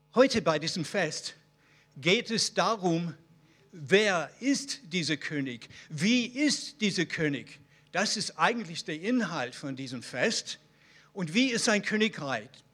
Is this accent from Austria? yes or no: no; Israel; Bei uns in Israel